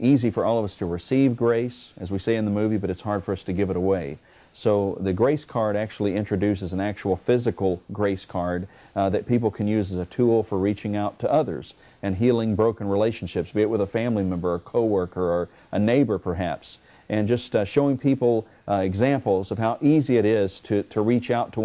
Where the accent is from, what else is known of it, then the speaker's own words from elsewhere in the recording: Arkansas, United States; moved away as an adult; now in Memphis, United States; I grew up in Arkansas